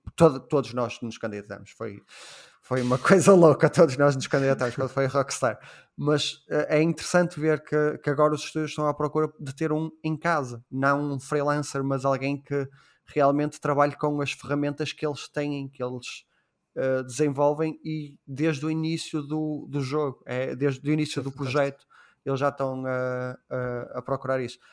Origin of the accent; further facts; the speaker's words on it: Portugal; Sendo português